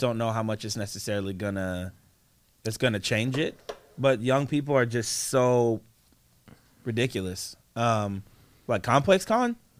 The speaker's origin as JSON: {"language": "English", "region": "East Coast", "country": "United States", "moved": "yes", "lives_now": "Portland, United States", "said": "I'm from the East Coast, man"}